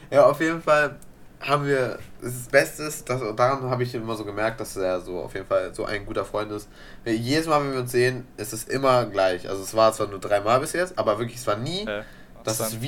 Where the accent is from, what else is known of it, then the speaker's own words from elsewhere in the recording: Italy; Bruder, ich bin Italiener, was soll ich dir sagen?